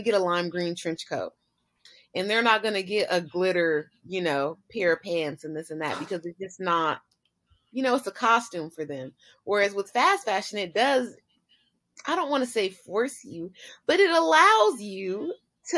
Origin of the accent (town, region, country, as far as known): United States